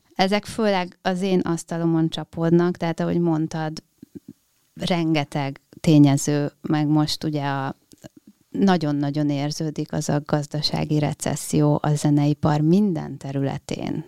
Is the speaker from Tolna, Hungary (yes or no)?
yes; Dunaföldvár, Tolna, Hungary; a Janival én együtt nőttem föl Dunaföldváron